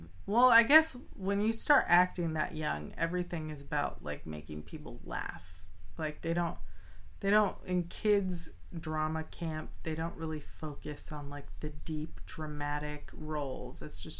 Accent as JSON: {"language": "English", "region": "Arkansas", "country": "United States", "tie": "born there", "said": "My grandma's from Arkansas. Like, I was born in Arkansas."}